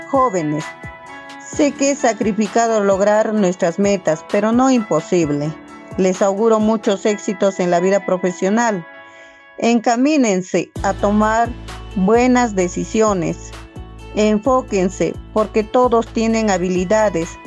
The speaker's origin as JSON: {"language": "Spanish", "town": "Guarochirí", "region": "Lima", "country": "Peru", "tie": "born there", "lives_now": "Pampas, Peru", "said": "Vivo en Pampas, Tayacaja, región Huancabelica. Soy nacida en Guarochirí, Lima. Sin embargo, mis padres son de Tayacaja."}